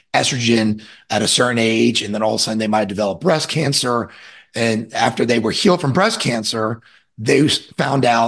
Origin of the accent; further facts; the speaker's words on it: Orlando, Florida, United States; I'm from Orlando, Florida, and I grew up on the lake I live on now